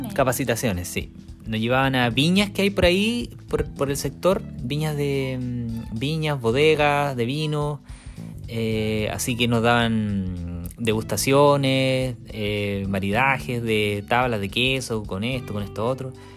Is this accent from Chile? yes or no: yes; Chile; moved away as an adult; now in New Zealand; Somos dos chilenos viviendo en Nueva Zelanda con una Working Holiday.